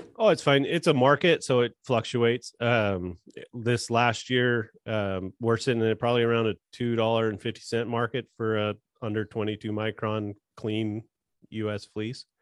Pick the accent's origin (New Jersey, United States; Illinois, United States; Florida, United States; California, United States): California, United States; I was born and raised in California.